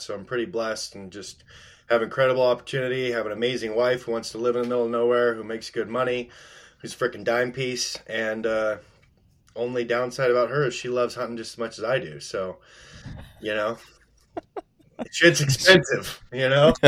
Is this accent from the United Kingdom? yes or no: no; Post Falls, Idaho, United States; moved away as an adult; now in Alaska, United States; I grew up in North Idaho.